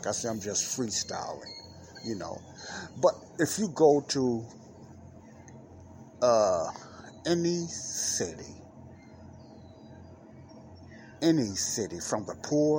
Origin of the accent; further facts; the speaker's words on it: Chicago, Illinois, United States; here in Chicago, my hometown.